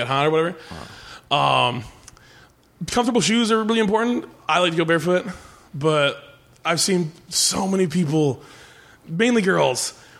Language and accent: English; Minnesota, United States; I'm giant and from Minnesota